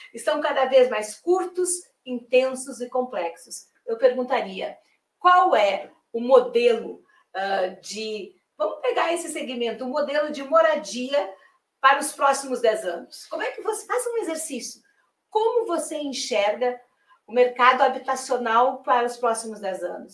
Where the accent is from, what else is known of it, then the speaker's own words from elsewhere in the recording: Rio Grande do Sul, Brazil; now in Salvador, Brazil; eu sou gaúcha